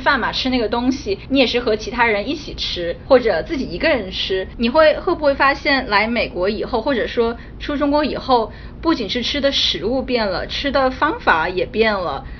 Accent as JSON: {"language": "Chinese", "region": "Beijing", "country": "China", "tie": "born or raised there", "moved": "as an adult", "lives_now": "New York, United States", "said": "小时候在北京的 肯德基还吃过老北京鸡肉卷"}